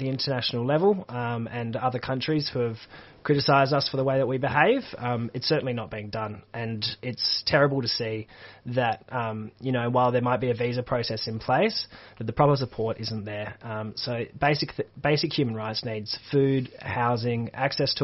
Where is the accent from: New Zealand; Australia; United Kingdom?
Australia; Perth, Western Australia; moved away; I'm originally from Perth, Western Australia